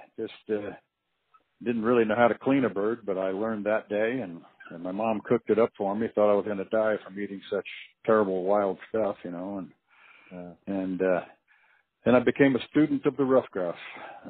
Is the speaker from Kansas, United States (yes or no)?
no; Ossining, New York, United States; now in Alaska, United States; I was a kid from upstate New York and a little town called Ossining along the Hudson River